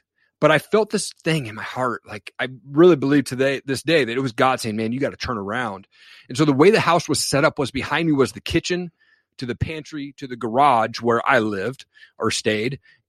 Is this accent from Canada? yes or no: no; Washington, United States; So, you know, I grew up in Eastern Washington.